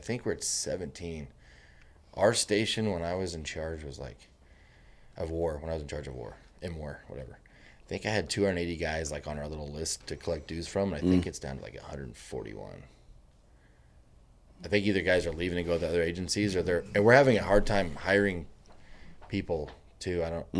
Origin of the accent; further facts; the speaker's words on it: Missouri, United States; now in El Paso, United States; In Northeast Missouri. So okay. I went to the University of Missouri.